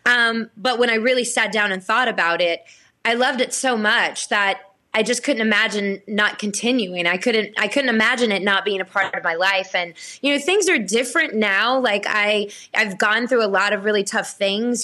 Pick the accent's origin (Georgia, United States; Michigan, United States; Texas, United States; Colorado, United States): Georgia, United States; Blackshear; I was born and raised in Blackshear, Georgia